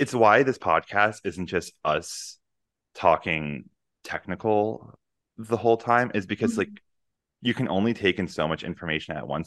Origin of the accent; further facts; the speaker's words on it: Northeast, United States; moved away; I come from the Northeast